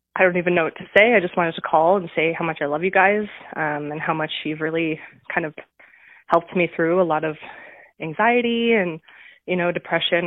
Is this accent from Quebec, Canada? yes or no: no; White Rock, British Columbia, Canada; I grew up in White Rock, so I'm, you know, from, from your neck of the woods